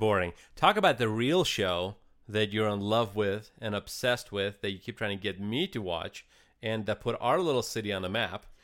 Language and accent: English; Eastern Ukraine, Ukraine; now in United States; I'm actually from Ukraine